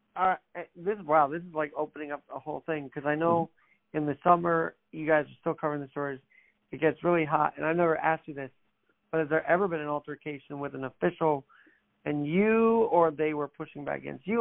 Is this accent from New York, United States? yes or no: yes; New York, United States; as a New Yorker